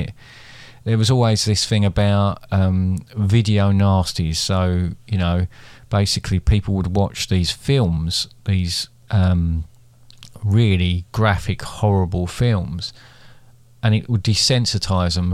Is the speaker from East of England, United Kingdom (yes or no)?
yes; Basildon, East of England, United Kingdom; I grew up in Basildon